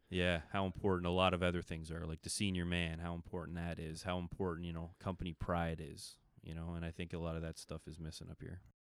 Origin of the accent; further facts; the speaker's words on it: Milton, Ontario, Canada; moved away as an adult; now in Fergus, Canada; probably about ten years ago, I'm, uh, left Milton and moved up to, uh, of Fergus, Ontario